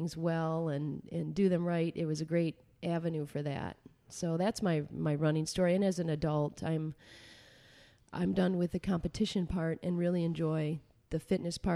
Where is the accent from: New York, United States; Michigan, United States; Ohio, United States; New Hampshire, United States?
Michigan, United States; Alma; I grew up in a little farm town called Elma.